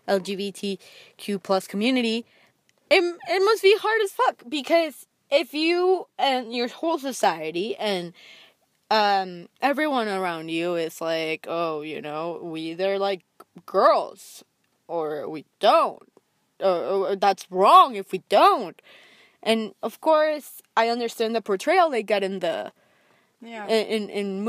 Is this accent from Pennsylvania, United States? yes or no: no; Texas, United States; I grew up in Texas